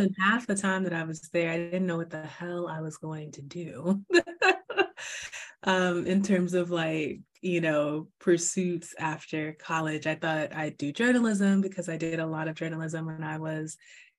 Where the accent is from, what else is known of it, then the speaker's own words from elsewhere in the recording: Miami, Florida, United States; also born or lived in Atlanta, Georgia / Takoma Park, Maryland / Albuquerque, New Mexico; I was born in Atlanta, Georgia, and I grew up in Miami, Florida